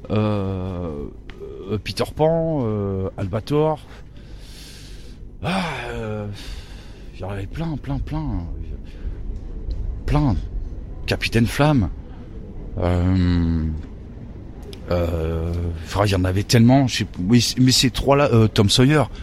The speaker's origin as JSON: {"language": "French", "town": "Lyon", "region": "Auvergne-Rhône-Alpes", "country": "France", "tie": "born or raised there", "said": "euh, À Lyon, à Lyon. Ouais."}